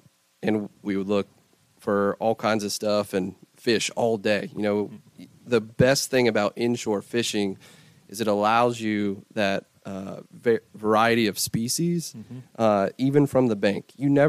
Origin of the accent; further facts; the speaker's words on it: Eastern North Carolina, United States; You know, I'm from Eastern North Carolina, about an hour north of Wilmington.